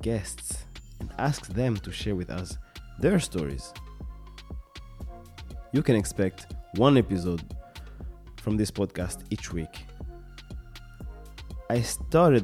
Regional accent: Kinshasa, DR Congo; now in Sweden; I'm originally from Congo, Kinshasa, but I have been living in Sweden for the past decade

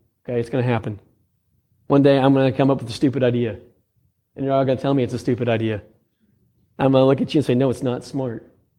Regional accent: Indiana, United States; Okay, we'll just say he grew up out on the West Coast and I grew up in Central Indiana.

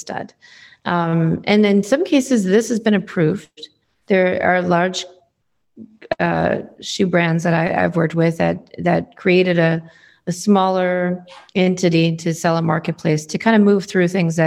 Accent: New England, United States; now in Seattle, United States; I grew up in New England

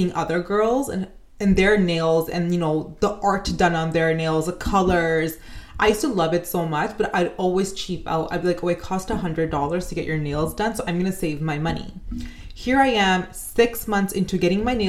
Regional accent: Canada; as a Canadian

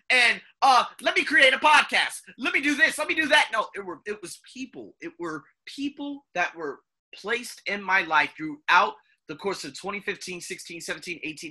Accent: United States; moved away; I'm American

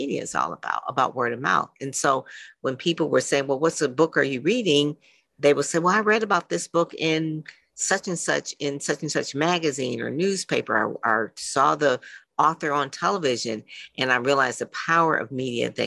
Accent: Detroit, Michigan, United States; I grew up in Motown

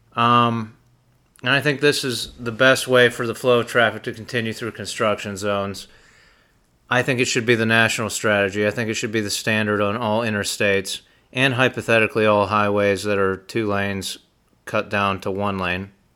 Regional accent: Utica, Pennsylvania, United States; in Utica, Pennsylvania, my hometown

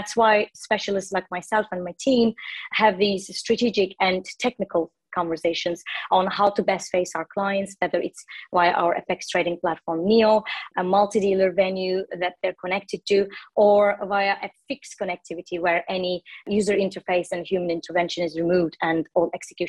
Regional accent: Istanbul, Turkey; So I'm originally from Turkey. I was born in Istanbul and raised in Turkey as well. I studied economics in Istanbul University. All my education was in Turkey.

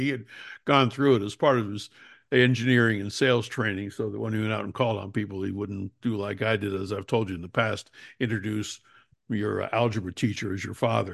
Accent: New Jersey, United States; I'm from New Jersey

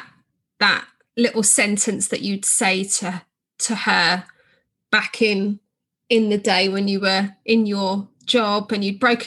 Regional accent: United Kingdom; being a Southerner

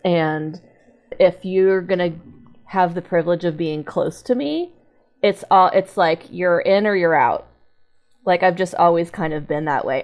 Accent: Texas, United States; I grew up in Texas

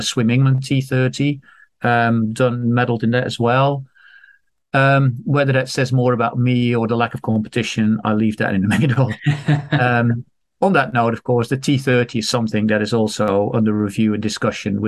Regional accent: Netherlands; moved away as an adult; I'm Dutch. I grew up in Holland. I was born there, grew up there, lived there for my first 30 years or so

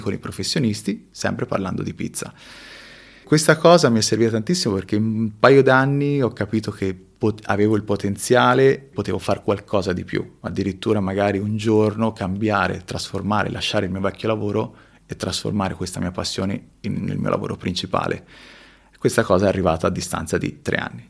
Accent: Tuscany, Italy; born or raised there; moved away as an adult; also born or lived in Peru / Marche

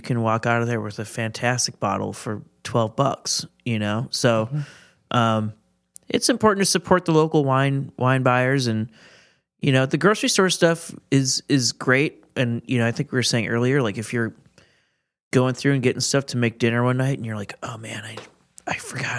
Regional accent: Milwaukee, Wisconsin, United States; So, yeah, I'm from Milwaukee. I've lived here my whole life.

